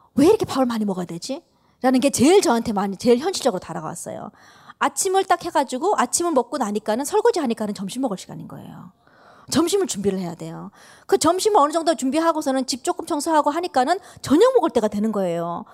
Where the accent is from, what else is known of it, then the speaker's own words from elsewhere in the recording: United States; 저도 한국 사람이지만 이제 미국에서 자랐다 보니까는